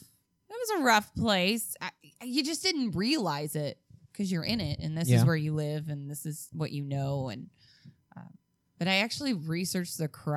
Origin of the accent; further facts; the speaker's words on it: Calumet City, Illinois, United States; Well, I grew up in Calumet City. Calumet City is the first suburb south of the city of Chicago.